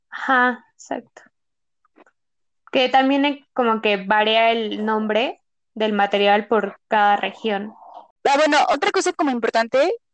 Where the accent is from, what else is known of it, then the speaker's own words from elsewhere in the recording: Mexico; Porque yo creo que todos deberían saber hacer pan de muerto como buenos mexicanos, pero pues no, a veces algunos no, no lo sabemos hacer